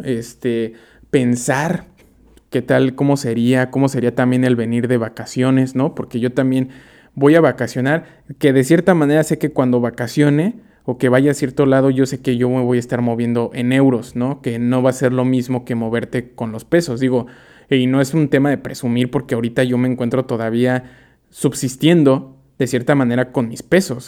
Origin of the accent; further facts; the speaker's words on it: Mexico; moved away as an adult; now in Amsterdam, Netherlands; nosotros como mexicanos